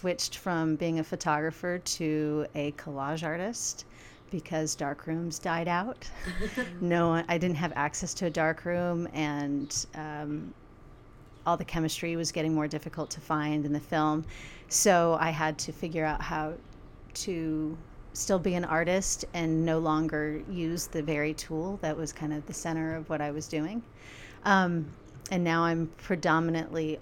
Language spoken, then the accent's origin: English; Georgia, United States; moved away as an adult; also born or lived in San Francisco, United States; now in Utah, United States; I grew up in Georgia, and I was raised by a single